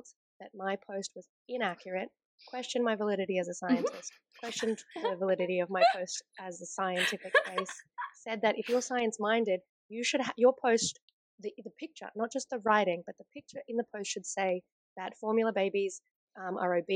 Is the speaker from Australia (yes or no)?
yes; Australia; we're Australian